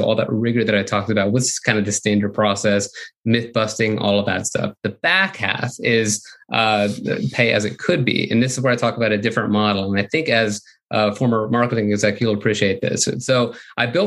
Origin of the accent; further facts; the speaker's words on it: Florida, United States; I grew up in Florida